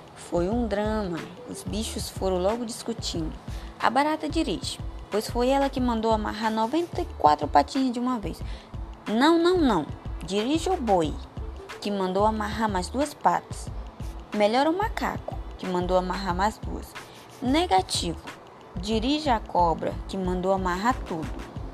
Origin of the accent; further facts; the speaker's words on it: São Félix do Xingu, Pará, Brazil; sou de São Félix do Xingu, Pará